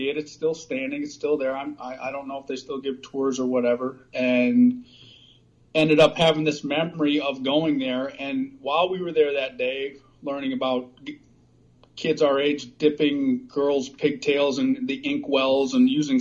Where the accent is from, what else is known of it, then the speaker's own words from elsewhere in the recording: Grand Haven, Michigan, United States; moved away as an adult; now in Pittsburgh, United States; I grew up in Michigan on Lake Michigan in a small town called Grand Haven